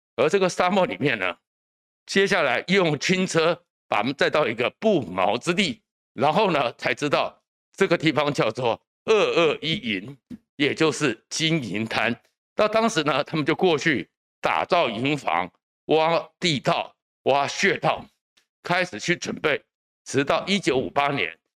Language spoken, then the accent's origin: Chinese; Taiwan; 我们台湾这边